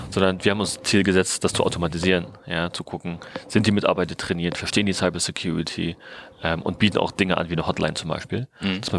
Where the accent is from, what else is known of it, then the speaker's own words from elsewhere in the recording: Berlin, Germany; bin seit Sommer wieder zurück in Berlin, in meiner alten Heimatstadt